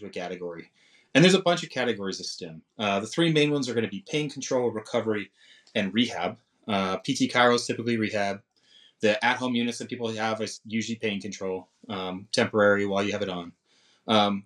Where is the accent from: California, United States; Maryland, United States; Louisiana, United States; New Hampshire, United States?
New Hampshire, United States; Londonderry; I grew up in New Hampshire